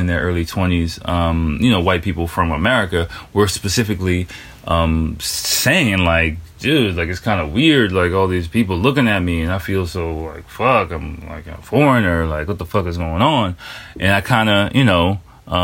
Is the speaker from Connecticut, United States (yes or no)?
no; Washington, District of Columbia, United States; moved away as an adult; now in Japan; I grew up in Washington, D.C., which is Chocolate City